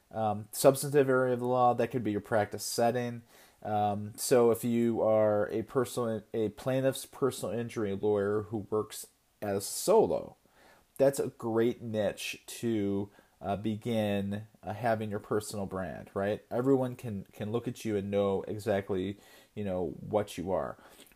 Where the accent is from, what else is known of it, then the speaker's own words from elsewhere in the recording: Connecticut, United States; I'm from Connecticut